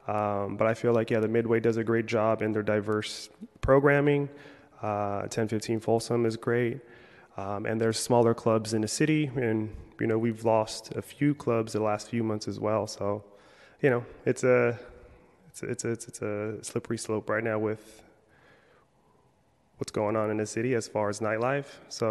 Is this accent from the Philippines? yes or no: yes; Philippines; I'm Filipino, so we do a lot of food festivals, so a lot of eating.